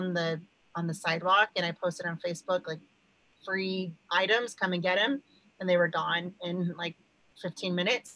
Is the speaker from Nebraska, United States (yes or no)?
no; Park City, Utah, United States; moved away as an adult; we are from Utah, outside of Park City, Utah